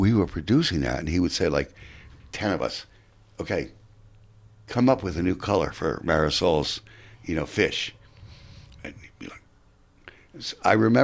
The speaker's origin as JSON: {"language": "English", "town": "New York City", "region": "New York", "country": "United States", "also_born_or_lived": "Manhattan, New York", "said": "I'm from Queens, New York, and Whitestone"}